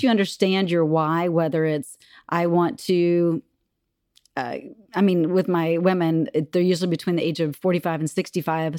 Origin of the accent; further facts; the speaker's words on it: Texas, United States; moved away as an adult; now in Minnesota, United States; I grew up in Texas. I'm a Texas girl at heart, uh, but I've been in Minnesota for twenty-four, almost twenty-five years